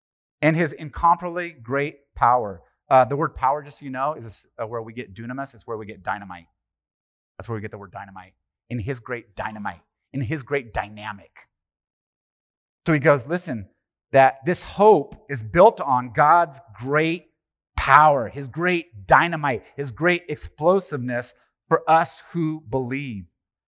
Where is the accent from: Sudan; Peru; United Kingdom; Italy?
Italy; born there; Well, it's just my family. I was born in Italy and all Italians.